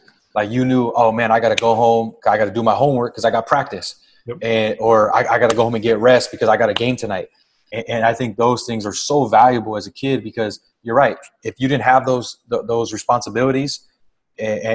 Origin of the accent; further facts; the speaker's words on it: Los Angeles, California, United States; also born or lived in Montebello, California; I grew up in Boyle Heights initially, and then at the end of elementary school, moved to Montebello, where I pretty much spent the rest of my childhood. So it's, you know, kind of greater East Los Angeles area